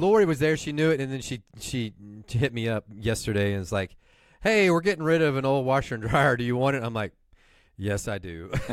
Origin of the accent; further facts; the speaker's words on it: Houston, Texas, United States; growing up in Houston